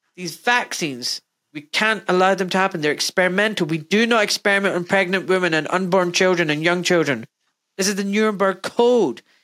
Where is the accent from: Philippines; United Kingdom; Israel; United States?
United Kingdom; Glasgow, Scotland; I'm from Glasgow in Scotland